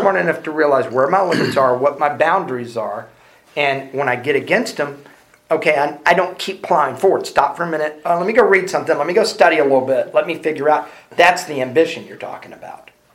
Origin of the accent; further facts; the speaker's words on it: Houston, Texas, United States; I'm from Houston, so we're both from Texas.